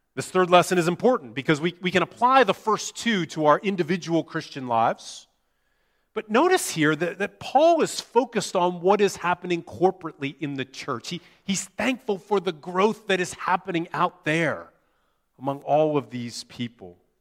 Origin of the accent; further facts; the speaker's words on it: United States; moved away; my home country of the U S